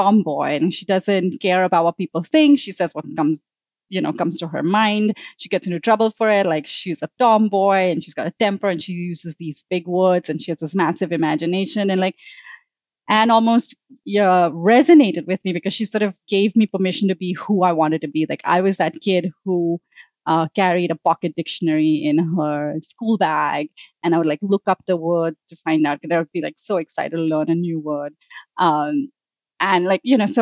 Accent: Mumbai, Maharashtra, India; I grew up in Mumbai, India

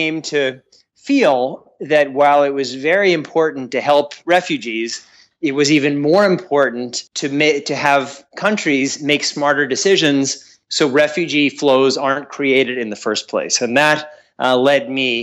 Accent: United States; I'm an American

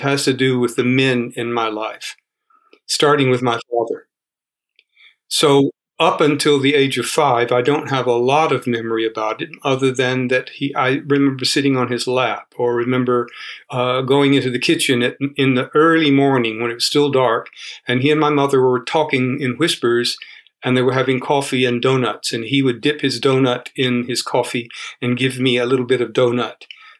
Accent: Rome, Georgia, United States; moved away; also born or lived in New York / Florida; I was born in the Deep South in Georgia. The address is 519 Charlton Road, Somerville Park, Rome, Georgia. The house is still standing there.

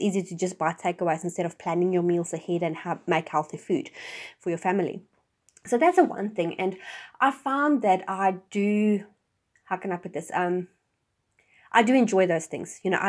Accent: Johannesburg, Gauteng, South Africa; now in New Zealand; I mean, I came from Johannesburg, which the radius as big as Auckland, and which is one, you know, the major city in New Zealand, has like 6 million people.

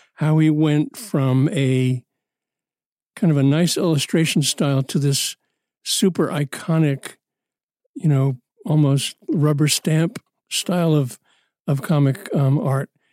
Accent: New York City, New York, United States; As a kid growing up in Brooklyn

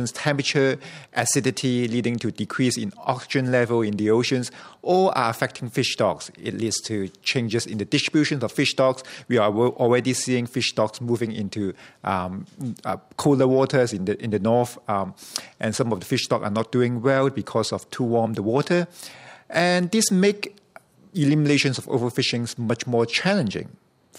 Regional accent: Hong Kong; now in Canada; I grew up in Hong Kong, where election is not a strategy that we often think about in supporting initiatives of government and things like that. But after I moved to Canada

